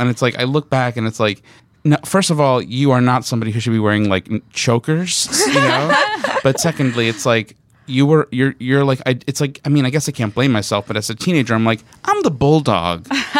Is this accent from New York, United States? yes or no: yes; New York, United States; I'm from New York.